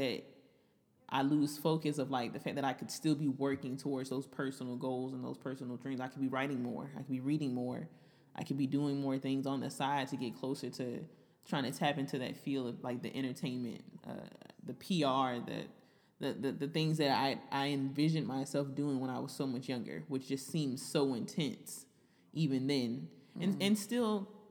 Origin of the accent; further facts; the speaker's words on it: Florida, United States; me from Florida.